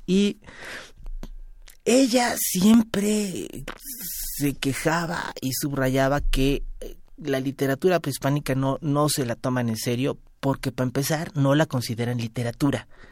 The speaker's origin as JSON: {"language": "Spanish", "country": "Mexico", "said": "somos nosotros los mestizos mexicanos"}